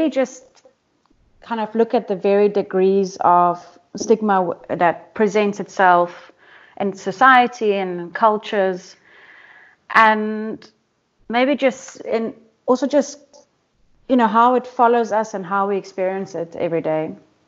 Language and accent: English; Durban, KwaZulu-Natal, South Africa; I'm from Durban, South Africa